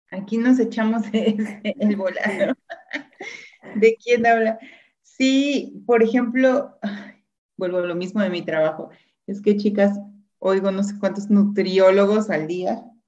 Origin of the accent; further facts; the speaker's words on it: Mexico; somos mexicanos